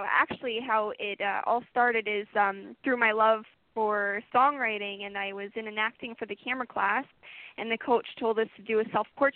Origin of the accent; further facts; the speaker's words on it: Ottawa, Ontario, Canada; moved away; I'm actually from Ottawa, Ontario, Canada. That's my hometown, and I'm currently visiting my hometown